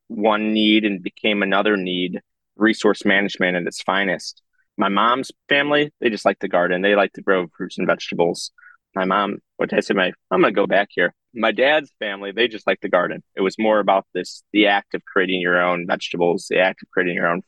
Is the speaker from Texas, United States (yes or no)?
no; Chicago, Illinois, United States; I grew up composting in Lincoln Square because that's how my parents raised me